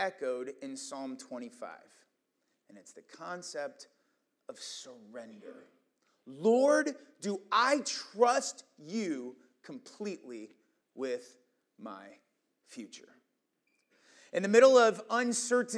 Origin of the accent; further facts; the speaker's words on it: Iowa, United States; moved away as an adult; also born or lived in Pennsylvania; I was from Iowa, but I was on the East Coast